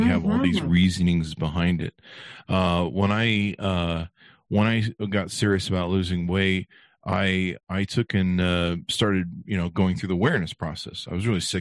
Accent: Beverly Hills, California, United States; we grew up in Beverly Hills

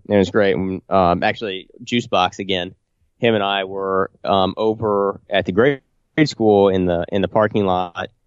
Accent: Illiopolis, Illinois, United States; my hometown, Iliopolis

